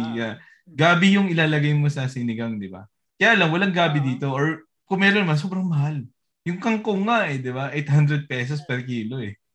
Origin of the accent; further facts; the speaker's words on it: Philippines; now in Norway; as a Filipino